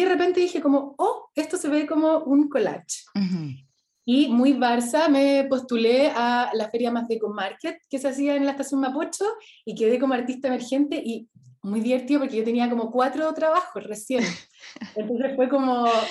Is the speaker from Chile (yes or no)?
yes; Temuco, Araucanía, Chile; moved away as an adult; also born or lived in Santiago; Yo nací en Temuco, estudié, me, vine a Santiago a estudiar arquitectura